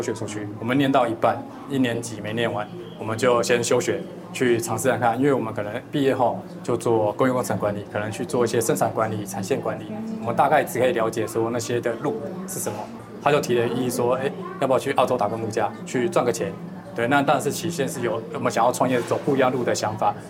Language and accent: Chinese; Shulin, New Taipei, Taiwan; 我是树林，先北树林